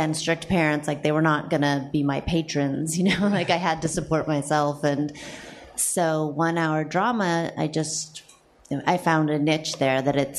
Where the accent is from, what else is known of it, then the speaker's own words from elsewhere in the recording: Santa Monica, California, United States; I grew up in Santa Monica, California